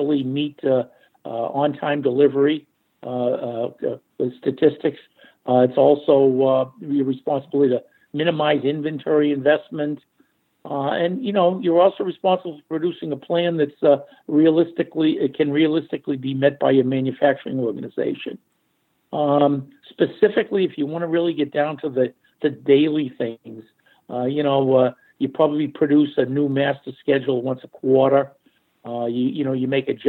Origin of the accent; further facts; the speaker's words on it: Arlington, Massachusetts, United States; also born or lived in Norwood; I actually was born and raised in Arlington and relocated to Norwood when I was about 13